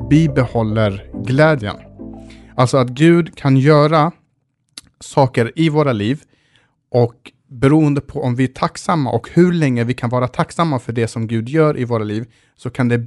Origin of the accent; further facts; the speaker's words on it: Sweden; som svensk som man är så ska, alltid, så ska man alltid göra en husesyn